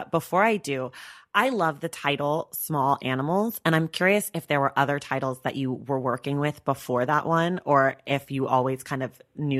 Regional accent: Oakland, California, United States; now in Los Angeles, United States; I grew up in Oakland, California.

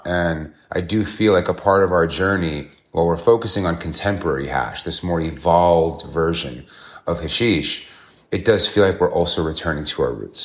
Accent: New York City, New York, United States; as a New Yorker

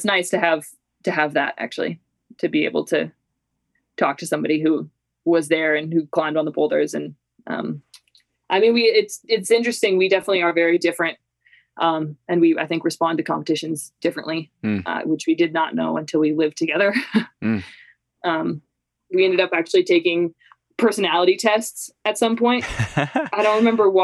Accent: Canmore, Alberta, Canada; born or raised there; moved away as an adult; also born or lived in St. Paul, Minnesota, United States / Vancouver, Canada; now in Salt Lake City, United States

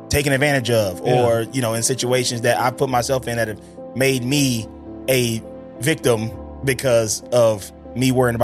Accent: Mississippi, United States; now in Los Angeles, United States; I'm Mississippi. I'm from Mississippi.

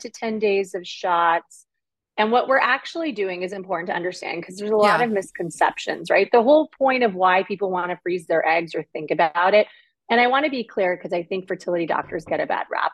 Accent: Toronto, Ontario, Canada; I grew up in the suburbs of Toronto, Ontario, Canada

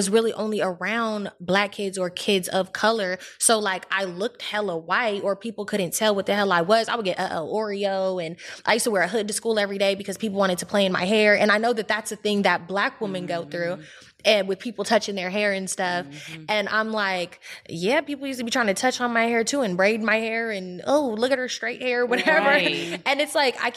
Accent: the Bay Area, California, United States; I was raised in the Bay

